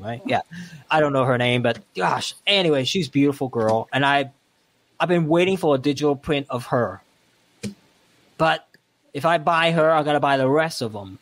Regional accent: Hong Kong; moved away; where I come from Hong Kong

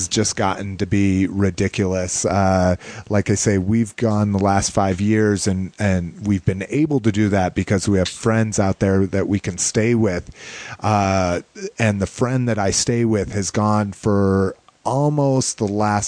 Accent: New Mexico, United States; now in Denver, United States; growing up in New Mexico

